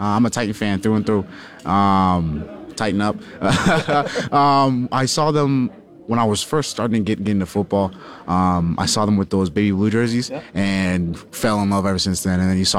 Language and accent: English; Hamilton, Toronto, Ontario, Canada; moved away; also born or lived in Jamaica (heritage); going back home, sort of like Hamilton, Toronto, to see my family and friends